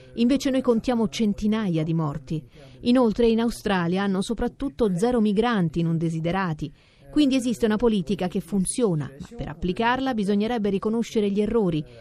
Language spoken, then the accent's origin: Italian; France; io sono euh, europea perché sono francese